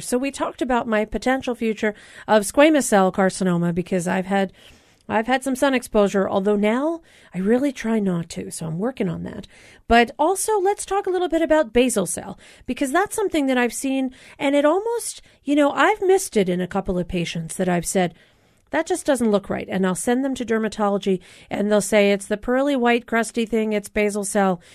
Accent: East Coast, United States; moved away; I grew up on the East Coast

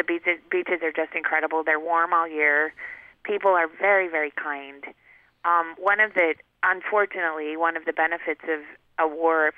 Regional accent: Paradise, Utah, United States; also born or lived in New York City; now in California, United States; I grew up in Paradise

